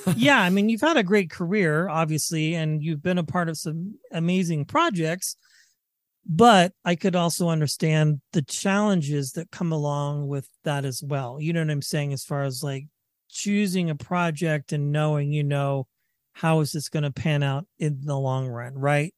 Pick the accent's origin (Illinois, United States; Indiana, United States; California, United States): California, United States; Northern; moved away as an adult; also born or lived in Vacaville, California; now in Colorado, United States; I'm from Northern California as well.